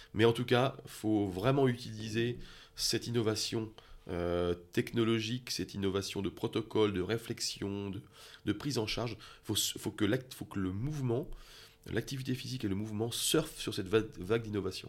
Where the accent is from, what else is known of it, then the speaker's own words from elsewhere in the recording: France; moved away as an adult; now in Switzerland; je viens de France